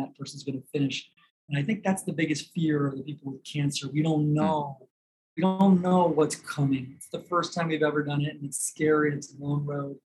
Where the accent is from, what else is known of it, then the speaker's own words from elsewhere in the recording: Detroit, Michigan, United States; moved away as an adult; now in Chicago, United States; I moved from the Detroit area where I'm from